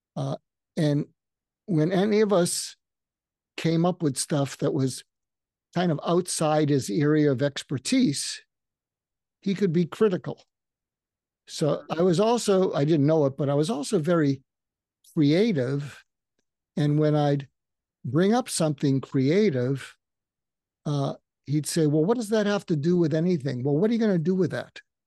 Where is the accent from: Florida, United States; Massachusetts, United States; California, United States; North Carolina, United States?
Massachusetts, United States; outside of Boston; I grew up outside of Boston